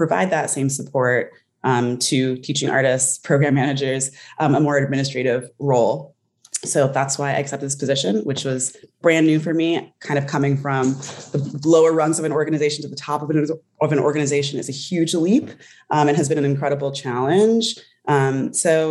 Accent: Salt Lake City, Utah, United States; born and raised in Salt Lake City, Utah.

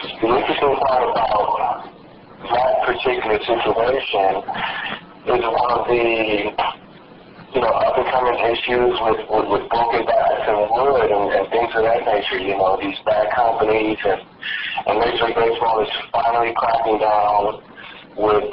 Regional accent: Los Angeles, California, United States; I was born and raised in Los Angeles

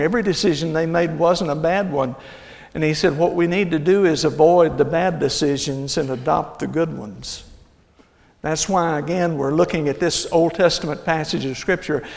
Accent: Hillsboro, Texas, United States; I grew up in Hillsboro, Texas, about 60, 70 miles south of here

